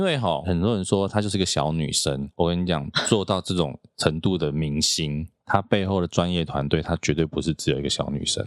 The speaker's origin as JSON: {"language": "Chinese", "country": "Taiwan", "said": "很多我们在台湾人不需要去帮他洗白"}